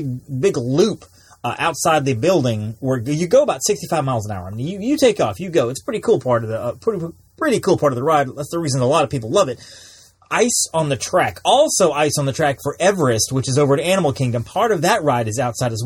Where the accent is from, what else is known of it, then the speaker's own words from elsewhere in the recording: South Alabama, United States; I grew up in South Alabama